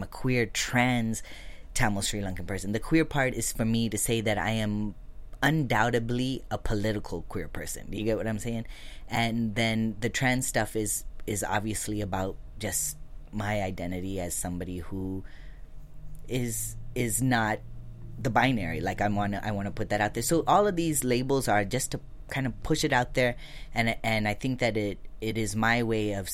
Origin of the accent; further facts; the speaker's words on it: Lancaster, California, United States; so we were raised in Lancaster, California, which is not too far from here.